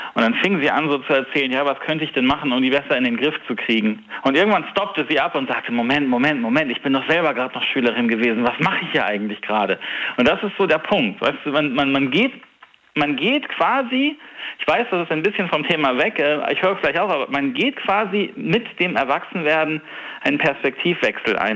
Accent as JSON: {"language": "German", "region": "Northern Germany", "country": "Germany", "said": "ich bin Norddeutscher"}